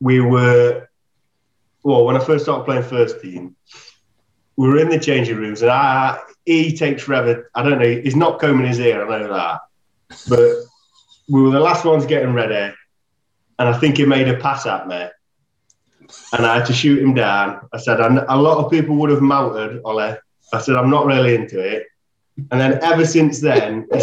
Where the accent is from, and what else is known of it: Hucknall, East Midlands, United Kingdom